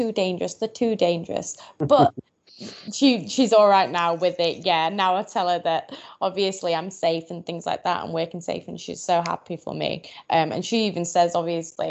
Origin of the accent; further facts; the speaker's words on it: Doncaster, Yorkshire and the Humber, United Kingdom; I grew up in Doncaster, in a small village called Edlington.